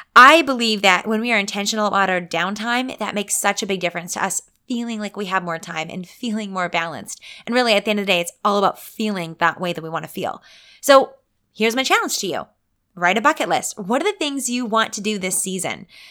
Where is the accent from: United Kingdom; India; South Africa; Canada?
Canada; I'm a Canadian